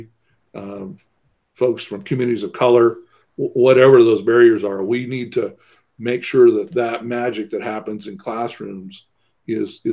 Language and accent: English; small town about 50 miles from Corvallis, Oregon, United States; I was born in Corvallis, but was raised away in a small town about 50 miles away from there.